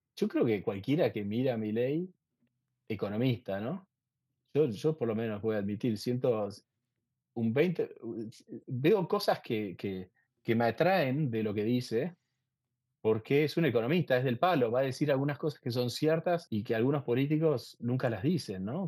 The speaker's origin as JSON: {"language": "Spanish", "country": "Argentina", "moved": "as an adult", "said": "como, como, argentino"}